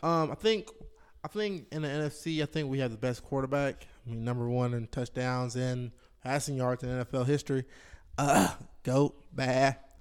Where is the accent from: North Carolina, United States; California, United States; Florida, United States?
North Carolina, United States; Charlotte; also born or lived in Texas; I'm not from Louisiana. I'm, uh, I'm originally here from Charlotte.